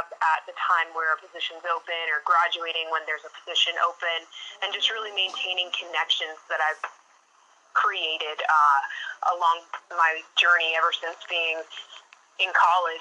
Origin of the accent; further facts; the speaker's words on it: Boston, Massachusetts, United States; I grew up in Boston